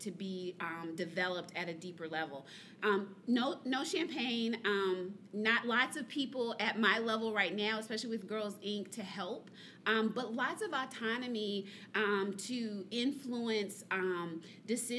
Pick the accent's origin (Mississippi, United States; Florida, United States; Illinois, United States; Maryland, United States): Mississippi, United States; Columbia; I'm from Columbia, Mississippi.